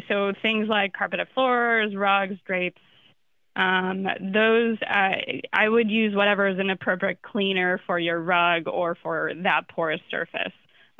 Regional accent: Florida, United States; Not an expert in that, even though I'm from Florida, sadly.

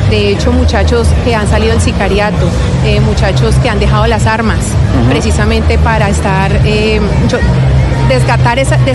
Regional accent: Cali, Valle del Cauca, Colombia; de nosotros los mismos, de, los mismos caleños, porque somos Cali Capital Americana del Deporte.

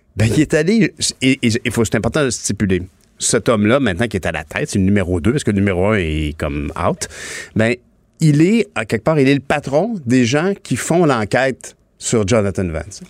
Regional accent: Longueuil, Quebec, Canada; nous sommes de Longueuil, euh, tous les deux.

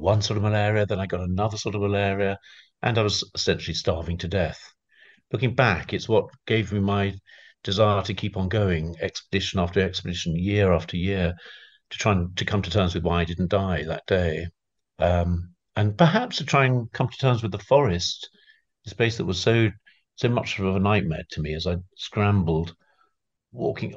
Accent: London, United Kingdom; I come from London

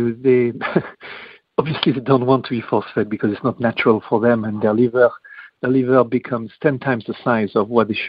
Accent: France; now in United Kingdom; although I'm French, I'm also British

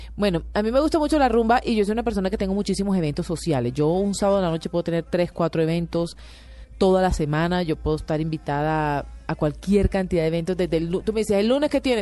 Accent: Barranquilla, Atlántico, Colombia; Barranquilla, la ciudad donde yo crecí

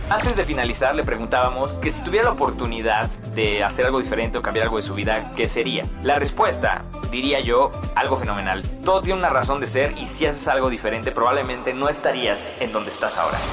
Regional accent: Mexico; also born or lived in Mexico City; nuestro país

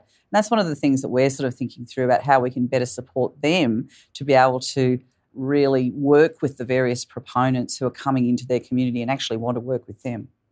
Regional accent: Canberra, Australian Capital Territory, Australia; as a young person, I grew up in Canberra.

